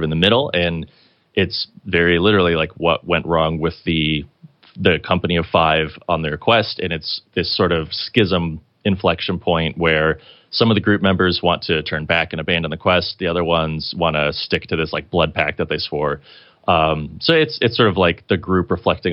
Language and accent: English; Kirklin, Indiana, United States; his and my hometown, Kirkland, Indiana